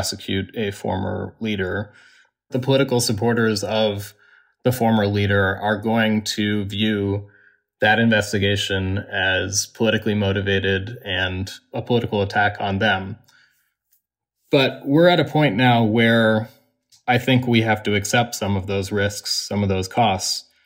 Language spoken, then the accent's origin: English; Washington, District of Columbia, United States; I grew up 7 blocks from the U.S. Capitol. It's my home